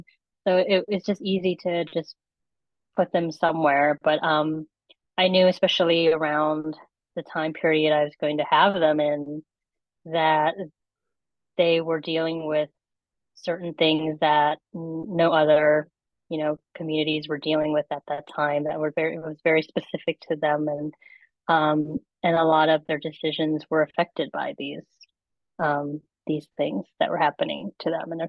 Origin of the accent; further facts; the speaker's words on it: Philippines; Because that is something that is a huge part of being Filipino, is that we've been, you know, influenced by the West a lot more than the East.